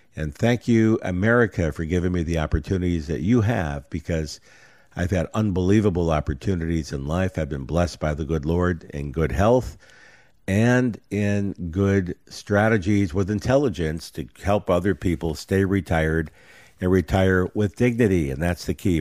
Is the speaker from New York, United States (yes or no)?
yes; Rochester, New York, United States; I grew up in Rochester, New York